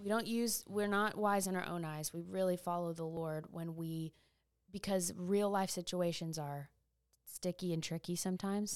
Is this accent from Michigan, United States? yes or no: no; East Texas, United States; my hometown